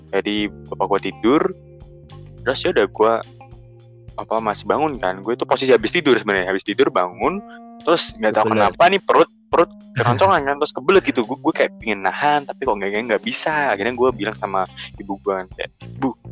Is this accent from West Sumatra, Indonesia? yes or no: no; Jember, East Java, Indonesia; now in Semarang, Indonesia; gue gue udah habis pulang kampung nih dari Jember uh. kampung gue terus gue baliklah ke, ke Semarang kan